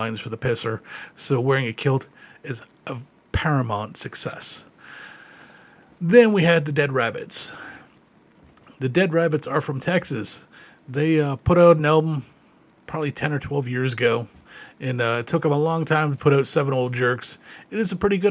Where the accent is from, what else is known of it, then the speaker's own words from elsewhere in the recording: Ontario, Canada; growing up in Ontario, there was a Tobermory there